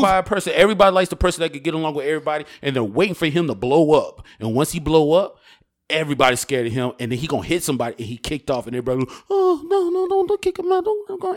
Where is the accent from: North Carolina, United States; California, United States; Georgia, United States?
Georgia, United States; Douglasville; I'm from Douglasville